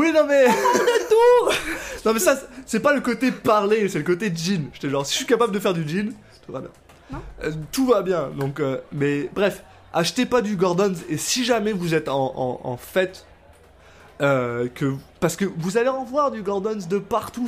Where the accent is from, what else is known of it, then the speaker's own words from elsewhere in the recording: France; moved away as an adult; now in Canada; je suis français, je viens de France